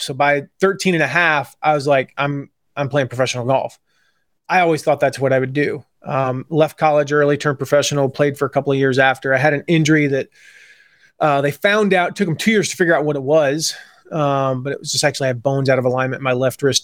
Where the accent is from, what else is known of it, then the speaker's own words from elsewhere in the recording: Atlanta, Georgia, United States; moved away; also born or lived in Nashville area, Tennessee; growing up in Atlanta